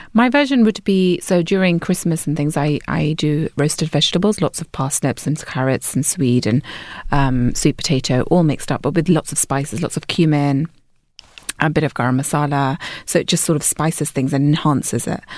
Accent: London, United Kingdom; I'm from London

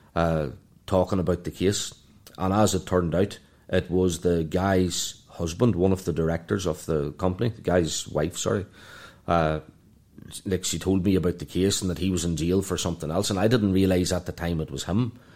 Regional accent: Ireland; moved away as an adult; also born or lived in London; now in Dubai, United Arab Emirates; from Ireland

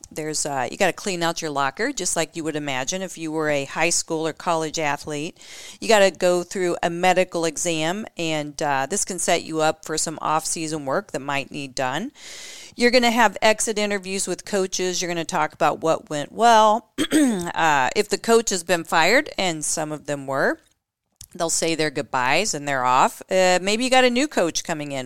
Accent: Indianapolis, Indiana, United States; my hometown of Indianapolis, Indiana

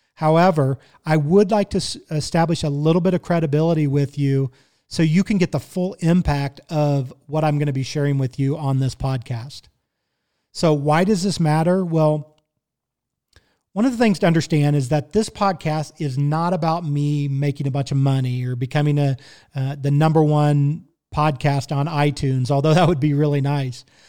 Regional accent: Kansas City, Missouri, United States; I was born and raised in Kansas City, Missouri.

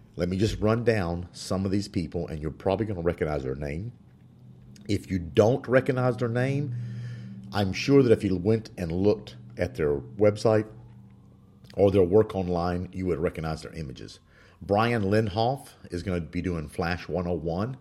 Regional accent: Spain; moved away; I was born in Spain.

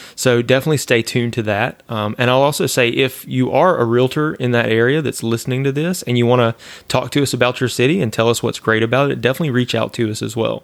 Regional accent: Louisiana, United States; moved away; I'm from Louisiana

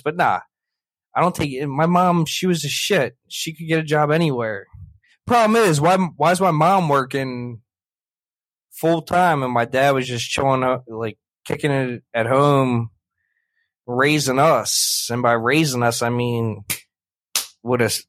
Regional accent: Bryn Mawr, Pennsylvania, United States; I was born in Bryn Mawr, PA

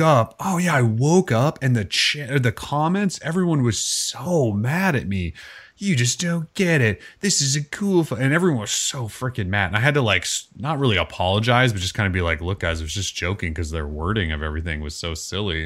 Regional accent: Montana, United States; moved away; I grew up in Montana

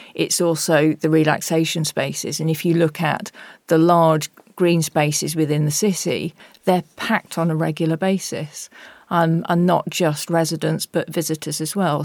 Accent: Nottingham, East Midlands, United Kingdom; Nottingham, my hometown

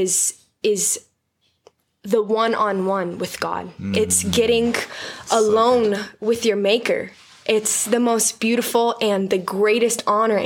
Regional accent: San Diego, California, United States; I'm from San Diego

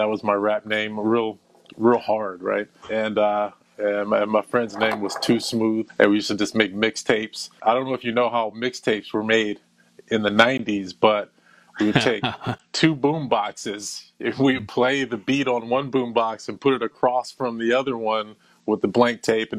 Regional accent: Flower Hill, Maryland, United States; also born or lived in Midwest / Saudi Arabia; I was raised in Flower Hill, Maryland, which pretty much shaped who I am

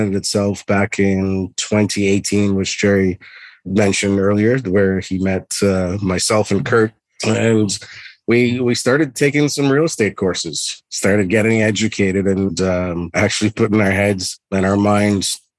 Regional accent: Trinidad & Tobago; moved away as an adult; now in Canada; born and raised in Trinidad and Tobago. I moved to Canada permanently when I was 18 years old

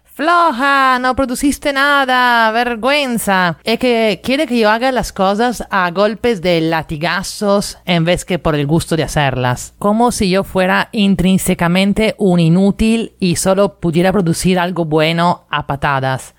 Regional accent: Italy; now in Lima, Peru; la que en Italia llamamos flojera de primavera.

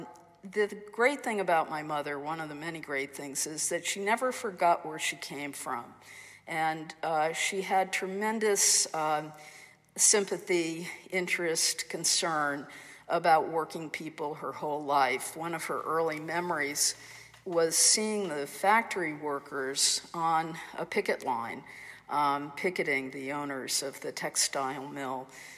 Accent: Amherst, Massachusetts, United States; growing up in Amherst in the 50s, it was really a kind of Protestant Republican redoubt, which is sort of hard to imagine today when you think about what Amherst is like. But we were a large Irish Catholic family

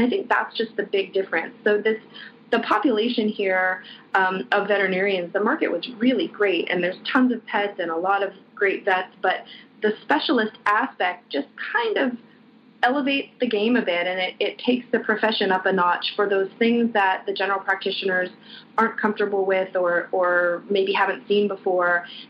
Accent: Canada; now in Hong Kong; I am American. I grew up in Canada, so I've lived in Hong Kong just about longer than I've lived anywhere else at one good stretch of time. So I'm from a bit of everywhere.

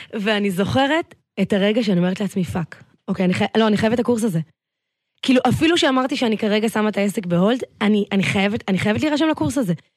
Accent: Tel Aviv, Tel Aviv District, Israel; גדלתי בצפון תל אביב תמיד

